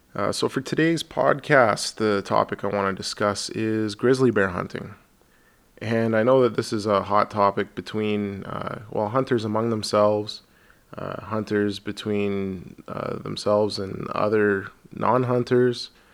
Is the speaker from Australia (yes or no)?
no; Alberta, Canada; I'm from Alberta here